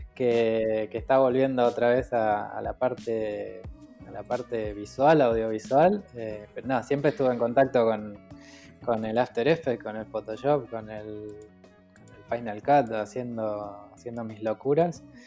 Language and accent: Spanish; Los Polvorines, Buenos Aires Province, Argentina; moved away; also born or lived in Mar del Plata; Yo nací en Los Polvorines, en Buenos Aires